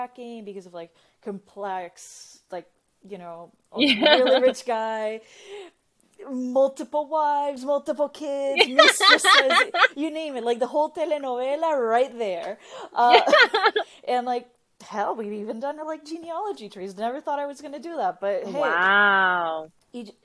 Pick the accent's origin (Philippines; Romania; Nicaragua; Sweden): Nicaragua; now in United States; I'm originally from Nicaragua